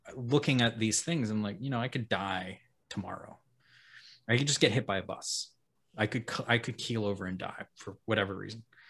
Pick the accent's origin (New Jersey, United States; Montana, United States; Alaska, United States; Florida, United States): Alaska, United States; moved away; I grew up in Alaska